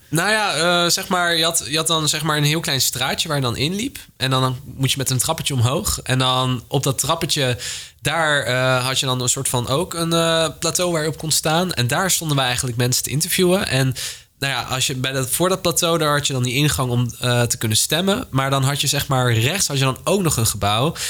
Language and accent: Dutch; Delft, South Holland, Netherlands; ik kom uit Delft